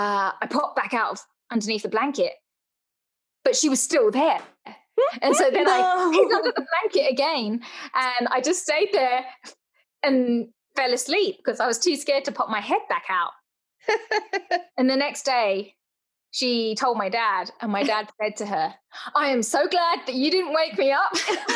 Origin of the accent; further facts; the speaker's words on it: London, United Kingdom; when I grew up in London, I grew up in an old Victorian